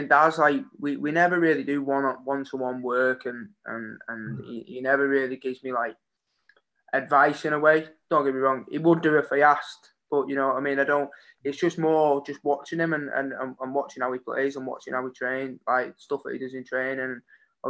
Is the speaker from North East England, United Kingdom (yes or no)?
no; Warrington, North West England, United Kingdom; I've played for my hometown, I've represented my hometown